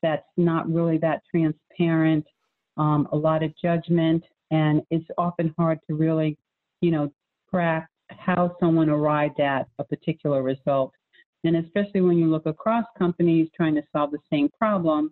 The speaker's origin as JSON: {"language": "English", "region": "New England", "country": "United States", "moved": "as an adult", "lives_now": "Charlotte, United States", "said": "I was from New England"}